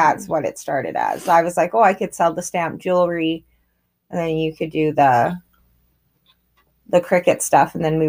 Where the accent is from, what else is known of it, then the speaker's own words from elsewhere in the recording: Grande Prairie, Alberta, Canada; We're sisters, and we were born and raised in Grand Prairie and in Alberta, in Canada